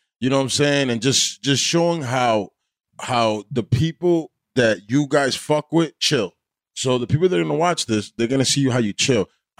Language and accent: English; Weehawken, New Jersey, United States; also born or lived in Union City; This is Weehawken, where I'm from.